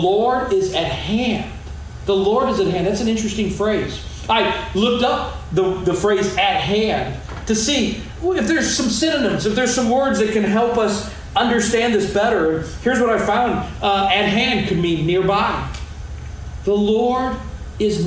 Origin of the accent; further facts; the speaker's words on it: Arnold, Missouri, United States; I grew up in Arnold